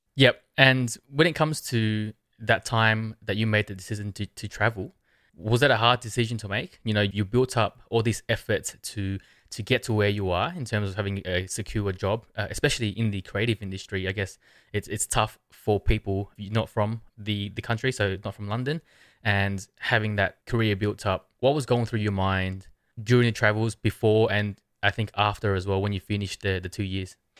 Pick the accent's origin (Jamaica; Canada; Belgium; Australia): Australia; I'm from Australia.